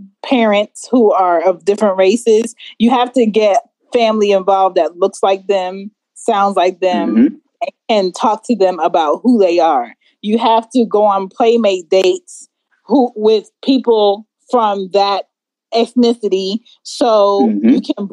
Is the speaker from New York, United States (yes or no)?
yes; New York City, New York, United States; I'm from New York, I'm from the Bronx, I was raised in the Bronx